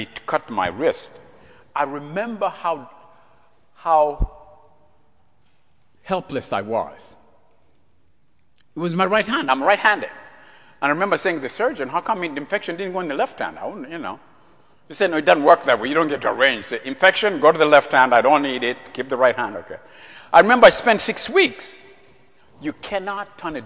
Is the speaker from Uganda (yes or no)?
yes; Central Region, Uganda; moved away; growing up in East Africa, our king, King Mutesa II, King of Buganda.